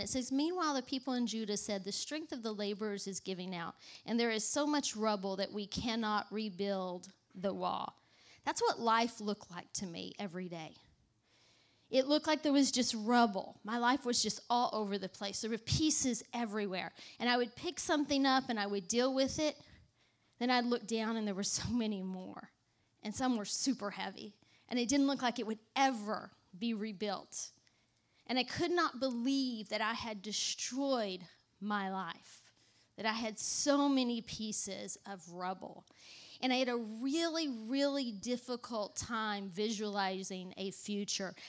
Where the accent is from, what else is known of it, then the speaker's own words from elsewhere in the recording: Texas, United States; moved away as an adult; now in New York, United States; I grew up in the South. I'm not from New York. I don't know if you could tell that or not, but I grew up in, in Texas